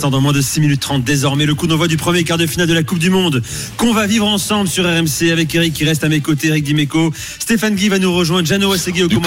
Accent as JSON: {"language": "French", "country": "France", "said": "Euh, je suis français."}